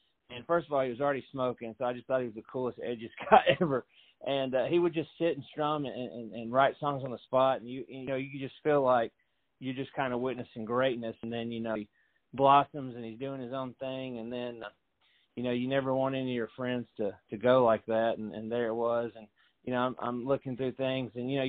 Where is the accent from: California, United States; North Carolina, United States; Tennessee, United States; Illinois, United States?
Tennessee, United States; Fairview; I'm from Fairview, Tennessee, back when it was just a little podunk area.